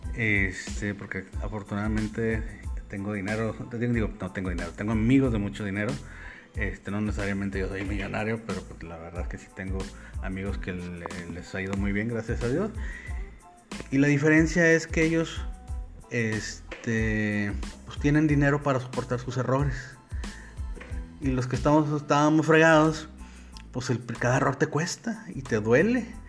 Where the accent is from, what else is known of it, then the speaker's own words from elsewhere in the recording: Monterrey, Nuevo León, Mexico; yo soy de Monterrey, México